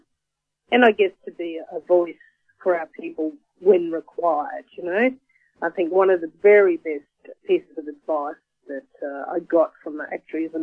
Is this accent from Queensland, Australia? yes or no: yes; Brisbane, Queensland, Australia; also born or lived in Ayr, North Queensland; I've lived in Brisbane most of my life